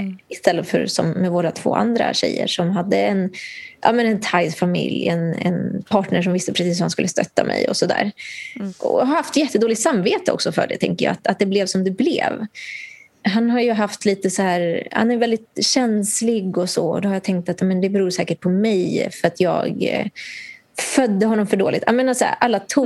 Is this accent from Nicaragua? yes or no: yes; Nicaragua; now in Sweden; där jag kommer ifrån, i Nicaragua